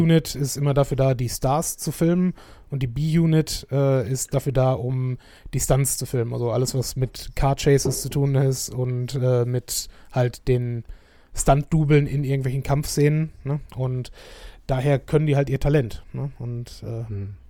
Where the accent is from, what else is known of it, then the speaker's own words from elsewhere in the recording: Schönebeck, Germany; moved away; bei uns in Schönebeck